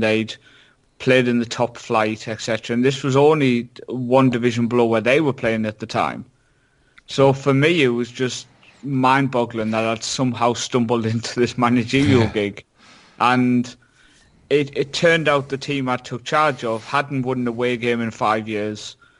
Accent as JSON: {"language": "English", "town": "Shildon", "region": "North East England", "country": "United Kingdom", "tie": "born or raised there", "said": "my hometown Shildon"}